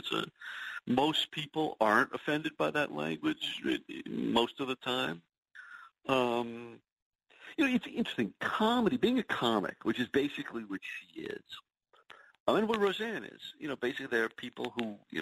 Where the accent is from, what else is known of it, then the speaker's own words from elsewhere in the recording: New Orleans, Louisiana, United States; now in New York, United States; I grew up in New Orleans